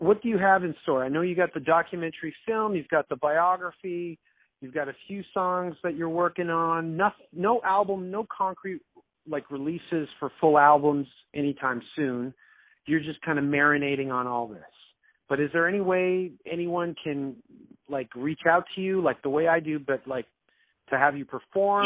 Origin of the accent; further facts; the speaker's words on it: Canada; also born or lived in Toronto; I'm Canadian. I'm talking from Toronto